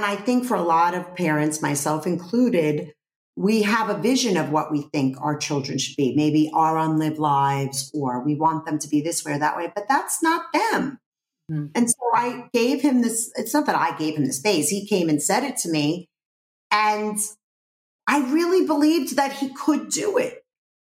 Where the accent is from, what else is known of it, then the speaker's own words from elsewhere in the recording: New York City, New York, United States; growing up in Brooklyn, people weren't really into facades in Brooklyn.